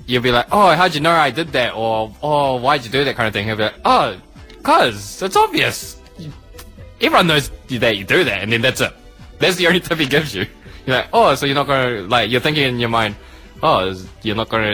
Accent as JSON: {"language": "English", "town": "Christchurch", "region": "Canterbury", "country": "New Zealand", "said": "I'm from Christchurch"}